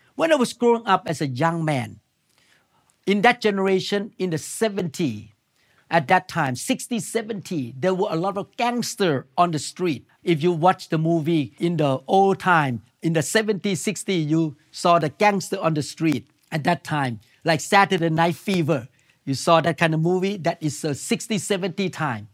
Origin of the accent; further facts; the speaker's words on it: Thailand; moved away; I came from Thailand.